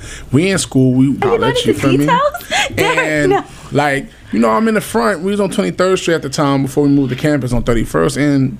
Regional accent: New York City, New York, United States; moved away as an adult; also born or lived in Bronx / Brooklyn; now in New Jersey, United States; I mean, I'm from the Bronx. Grew up in Harlem. Lived in Brooklyn for 7 years. Lived in Flatbush for 4, Canarsie in 3. And then I moved to Jersey.

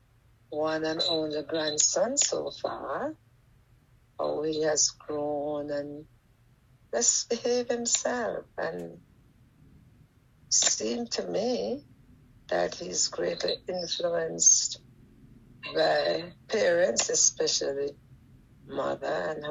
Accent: Jamaica

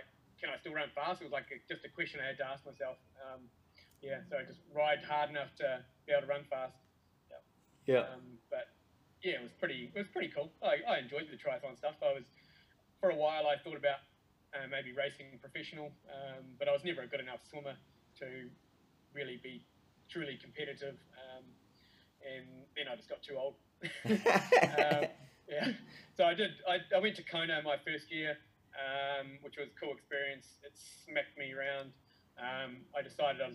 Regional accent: Timaru, Canterbury, New Zealand; now in Tauranga, New Zealand; I live in Tauranga in the North Island. I grew up in Timaru though.

